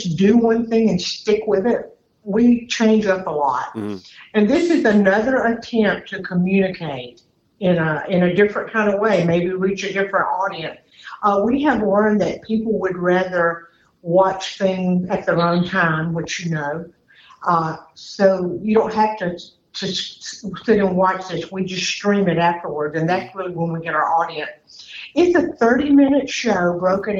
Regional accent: Duluth, Georgia, United States; this happens to be my hometown as well

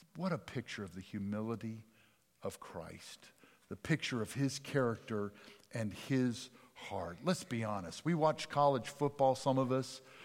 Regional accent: Jackson, Mississippi, United States; accent: Dutch; also born or lived in Richland / Pennsylvania; I grew up in South Jackson

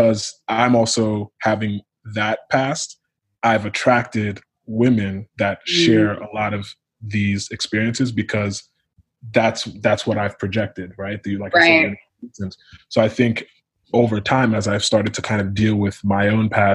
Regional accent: Connecticut, United States; I'm first generation Nigerian American, but I was born and raised in Connecticut

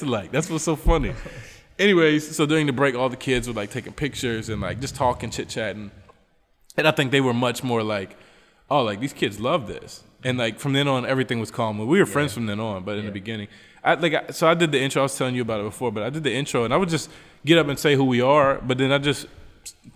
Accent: United States; also born or lived in Trinidad, Bolivia; now in Bolivia; I'm from the United States

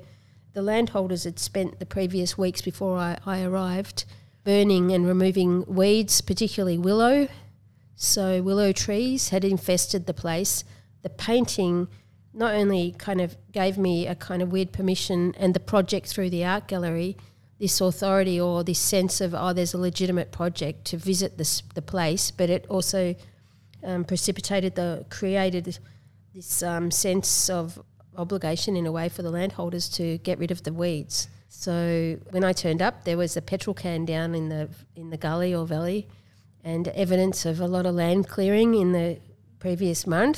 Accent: Tasmania, Australia

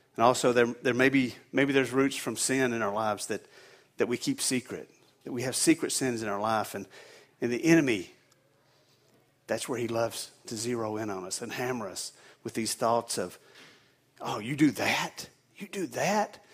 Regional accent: the South, United States; now in New England, United States; I'm originally from the South, and we don't get these cold temperatures down there

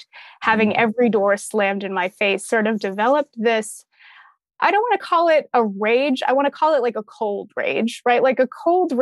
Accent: Massachusetts, United States; moved away as an adult; also born or lived in Salem, Massachusetts / Atlanta, Georgia; now in Boston area, United States; I grew up in foster care in the Massachusetts foster care system

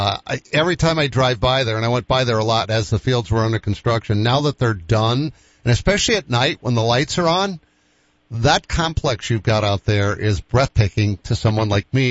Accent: Midwest, United States; I'm a Midwesterner right down to the heart

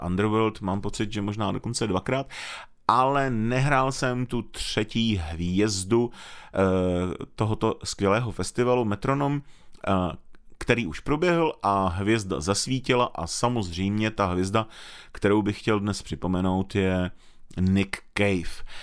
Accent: Moravia, Czechia; u nás na Moravě

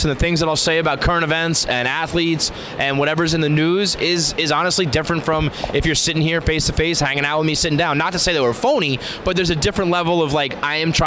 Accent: New York City, New York, United States; also born or lived in Westchester; I grew up in the Bronx.

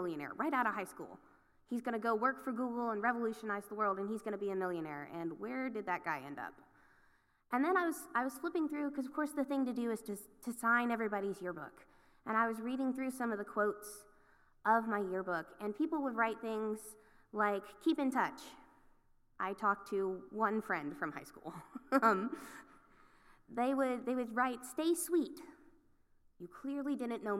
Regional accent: Acworth, Georgia, United States; I grew up in Ackworth, Georgia

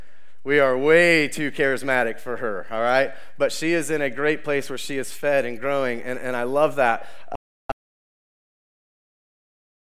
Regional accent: Ohio, United States; We are from Ohio. We are Ohio strong, right?

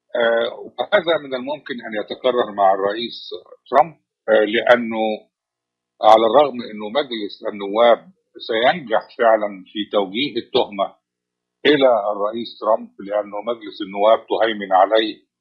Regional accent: Egypt; now in Washington, United States; كما نقول في مصر

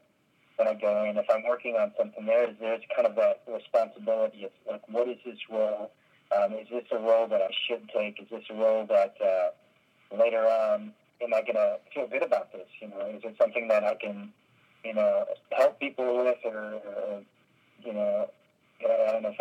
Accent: Texas, United States; I grew up in Texas

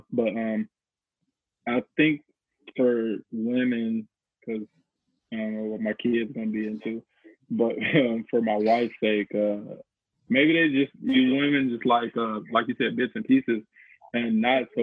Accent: St. Louis, Missouri, United States; I'm from the country basically. I'm I'm from Missouri, St. Louis

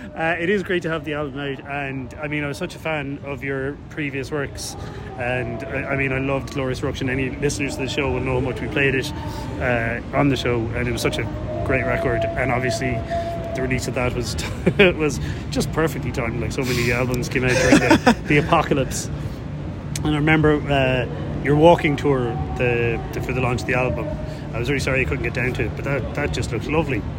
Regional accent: Ireland; I'm Irish

